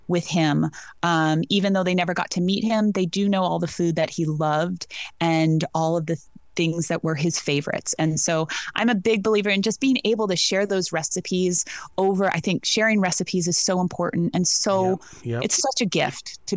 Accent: Rancho San Julian, California's Central Coast, United States; I grew up on the ranch, and I went away for a while, and I came back

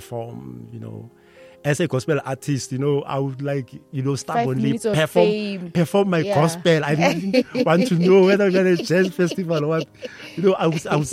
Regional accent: Pretoria, Gauteng, South Africa; We were from Mamelodi

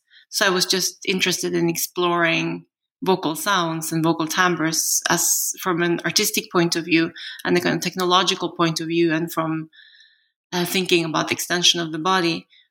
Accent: Norway; also born or lived in South Korea; I'm a Norwegian national, but I was adopted from Korea at the age of two. And at that time, Norway was very homogeneous.

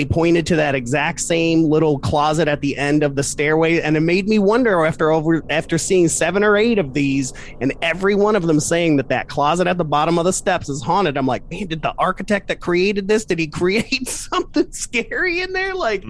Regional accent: Toledo, Ohio, United States; moved away; I'm originally from Toledo, Ohio.

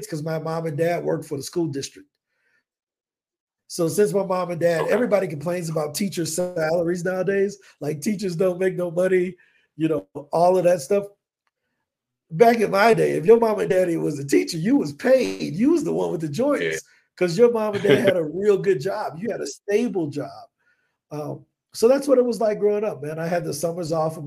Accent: East St. Louis, Illinois, United States; first language English; moved away as an adult; now in Colombia; I'm originally from East St. Louis, Illinois, born and raised

